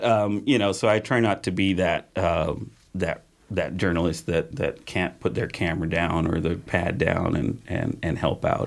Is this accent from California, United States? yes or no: yes; Patterson, California, United States; moved away as an adult; also born or lived in Modesto; now in Grass Valley, United States; in my hometown in Patterson